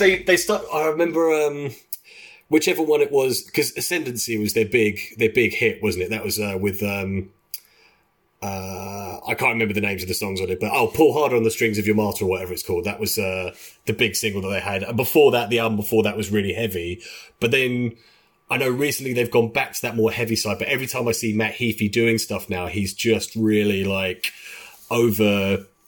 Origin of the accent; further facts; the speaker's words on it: London, United Kingdom; we are three guys from London. We uh, have grown up together